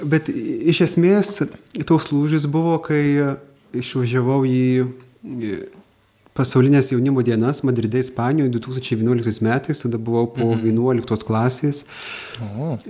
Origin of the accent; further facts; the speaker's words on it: Pilikalniai village, Bartninkai parish, Vilkaviškis deanery, Marijampolė County, Lithuania; esu kilęs iš Vilkaviškio dekanato Bartininkų parapijos Pilikalnių kaimo